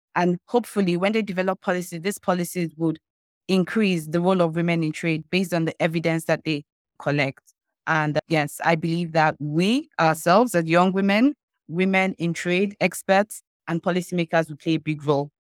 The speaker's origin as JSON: {"language": "English", "region": "eastern Nigeria", "country": "Nigeria", "said": "I'm from the eastern part of Nigeria."}